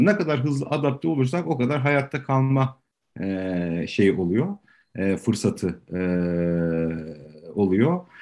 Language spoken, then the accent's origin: Turkish; Istanbul, Turkey; 77 doğumluyum, Tarabyalıyım